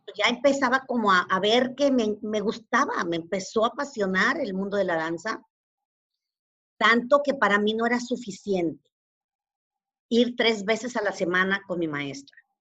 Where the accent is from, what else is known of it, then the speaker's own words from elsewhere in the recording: Monterrey, Nuevo León, Mexico; also born or lived in Teziutlán, Puebla; yo no nací en Monterrey. Eh, todos, yo, soy regiomontana de corazón porque vivo aquí desde los seis años. Nací en una ciudad muy pequeñita que se llama Teciutlán, en Puebla.